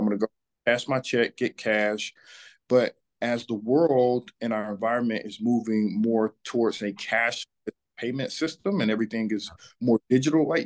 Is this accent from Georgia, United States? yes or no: yes; Atlanta, Georgia, United States; I am born and raised in Atlanta, Georgia. I'm a son of this city.